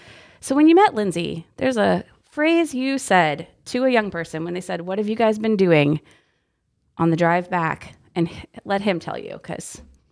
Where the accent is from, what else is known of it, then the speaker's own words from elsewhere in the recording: Texas, United States; also born or lived in Iowa; And I was born in Iowa, and then we lived in a few different states. Most of my life was spent in Texas. So I dropped the y'all pretty regularly.